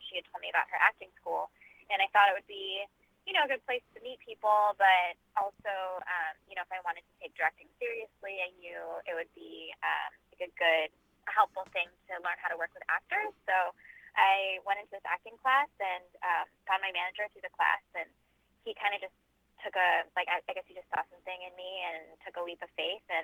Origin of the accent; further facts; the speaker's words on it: Chicago, Illinois, United States; moved away as an adult; now in Los Angeles, United States; I am originally from Chicago. I grew up there, and I lived there until I was about 22. And then I moved out